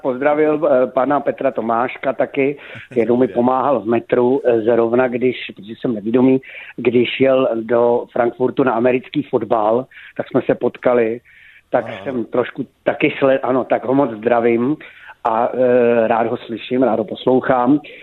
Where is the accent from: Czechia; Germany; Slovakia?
Czechia; Moravia; jsem původem z Moravy